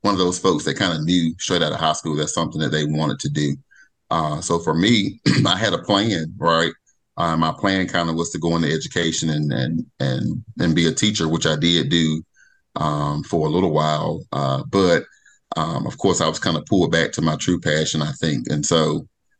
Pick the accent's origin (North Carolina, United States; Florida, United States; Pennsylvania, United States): North Carolina, United States; Edgecombe County; also born or lived in Texas / New York / Kentucky; born and raised in Edgecombe County, kind of lived there all through elementary, middle, high school. My dad was in the military, so I traveled across a little bit of Texas and, New York living, Kentucky living